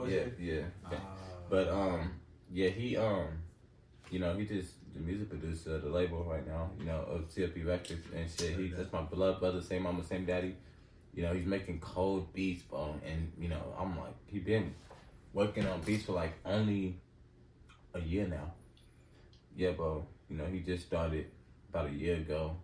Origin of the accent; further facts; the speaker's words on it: Los Angeles, California, United States; I'm from Los Angeles, California